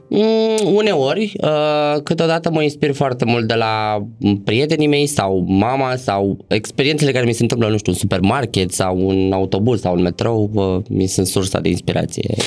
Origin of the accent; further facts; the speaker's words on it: Bucharest, Romania; m-am născut și crescut în București